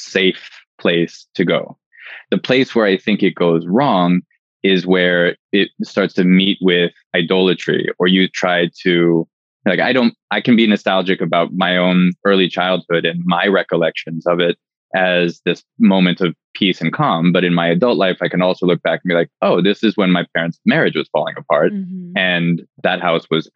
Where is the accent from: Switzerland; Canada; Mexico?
Canada; I'm Canadian